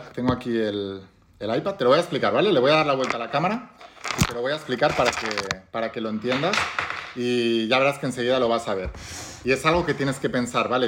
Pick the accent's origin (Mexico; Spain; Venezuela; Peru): Spain; en España, por ejemplo, que es de donde yo soy